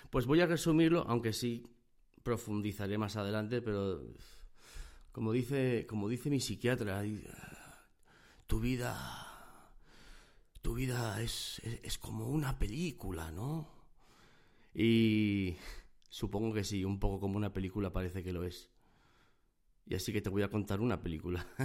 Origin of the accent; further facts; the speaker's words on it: Gijón, Asturias, Spain; born there; moved away as an adult; Y estaba en Gijón, Gijón, Asturias, es donde yo nací. Es una zona del norte de España, es una zona costera, tiene playas, muy bonito, el tiempo no acompaña